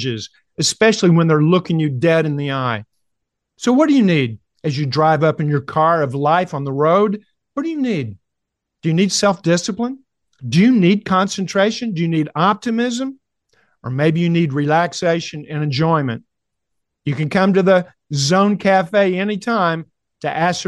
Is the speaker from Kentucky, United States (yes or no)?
yes; Kentucky, United States; I said, "Kentucky."